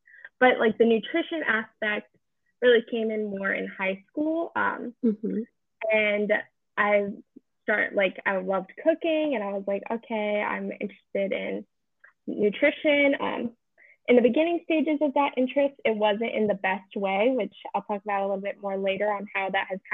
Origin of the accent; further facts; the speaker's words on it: Annapolis, Maryland, United States; moved away as an adult; also born or lived in North Carolina; now in Collingswood, United States; I'm originally from and like grew up in Annapolis, near Annapolis, Maryland